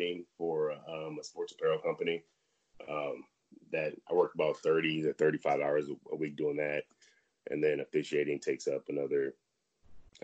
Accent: San Antonio, Texas, United States; also born or lived in Dallas; I'm originally from San Antonio, and I ended up going to college in Dallas

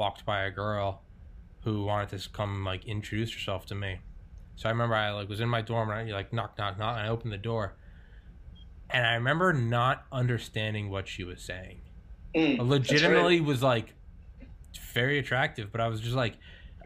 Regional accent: New Hampshire, United States; I'm from New Hampshire

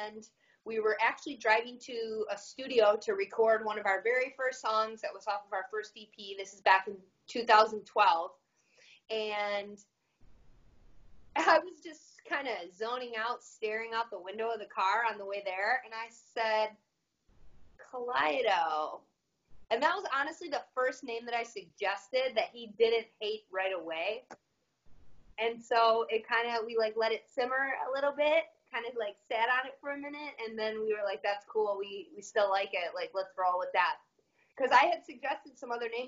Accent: Detroit, Michigan, United States; I'm born and raised in Michigan my whole life

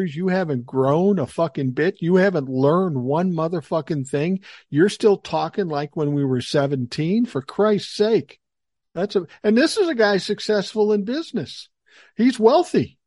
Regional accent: Minneapolis, Minnesota, United States; moved away; I grew up in Minneapolis. Grant you, it was South Minneapolis, but I grew up in South Minneapolis

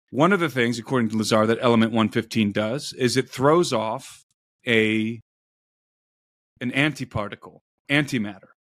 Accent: Brook Park, Ohio, United States; I grew up in Brook Park, Ohio

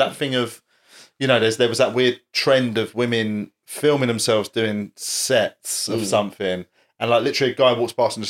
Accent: United Kingdom; I'm too British and cynical

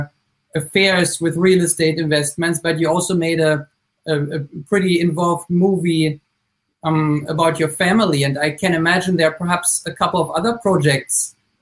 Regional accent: Germany; now in United States; I'm from Germany, and I have an unpronounceable Norwegian first name

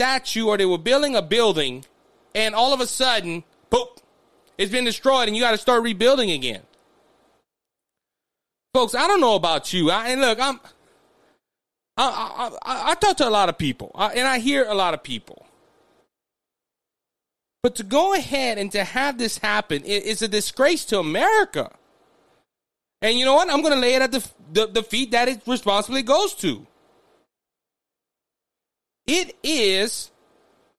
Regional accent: United States; As an American citizen

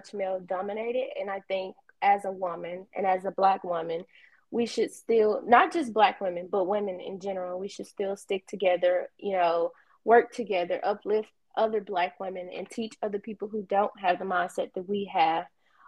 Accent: Kosciusko, Mississippi, United States; now in Starkville, United States; from Kosciuszko

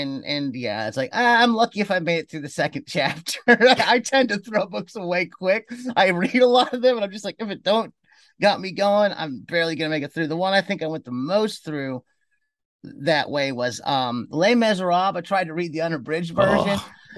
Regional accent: Cleveland, Ohio, United States; I grew up in Cleveland and I'd go around and we had little tiny lawns and get $3

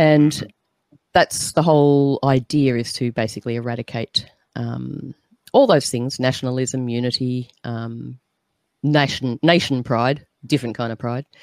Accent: Australia; as an Aussie

